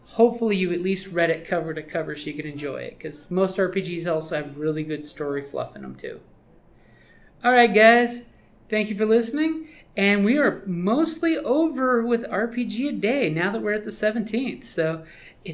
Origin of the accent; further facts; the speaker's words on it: Southwest Arizona, United States; we come from Southwest Arizona